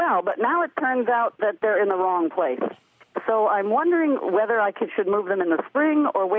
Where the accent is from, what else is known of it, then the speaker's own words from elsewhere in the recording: New England, United States; now in Haines, United States; I grew up in New England, and my dad always boiled down lots of maple syrup